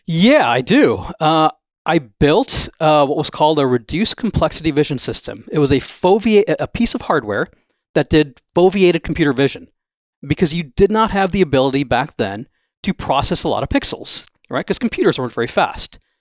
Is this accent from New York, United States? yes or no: no; Wisconsin, United States; moved away as an adult; also born or lived in Los Angeles, California / Pittsburgh, Pennsylvania; I grew up in Wisconsin